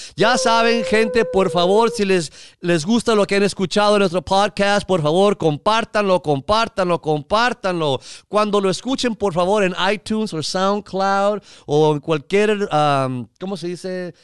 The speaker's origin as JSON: {"language": "Spanish", "country": "United States", "said": "siendo mexicano, chicano yo también"}